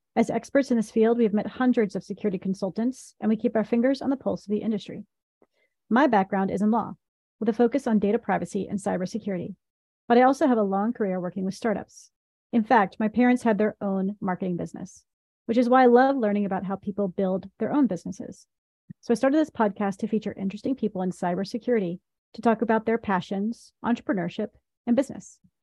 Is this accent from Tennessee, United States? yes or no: yes; Tennessee, United States; I was raised in Tennessee